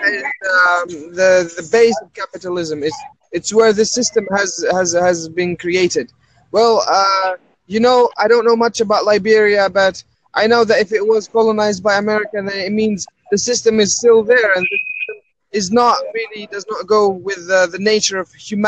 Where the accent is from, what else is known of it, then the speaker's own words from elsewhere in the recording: Algeria; now in Paris, France; I'm originally from Algeria.